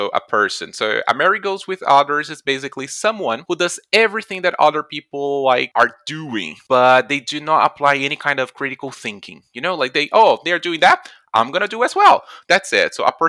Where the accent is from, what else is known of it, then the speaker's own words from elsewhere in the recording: Brazil; I'm from Brazil